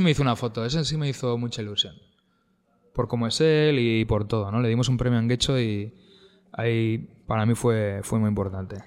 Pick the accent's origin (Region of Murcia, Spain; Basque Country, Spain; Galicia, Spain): Basque Country, Spain; Getxo; yo, soy de Guecho, que Guecho es una... Es un municipio con varios pueblos, algunos de ellos de clase alta y otros de media y demás aunque yo, yo crecí en Aldapas